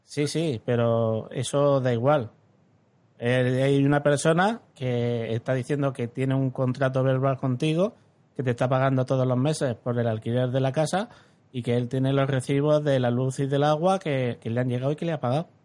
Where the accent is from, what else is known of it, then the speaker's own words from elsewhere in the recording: Alhama de Murcia, Region of Murcia, Spain; el, pueblo donde nací, en Alama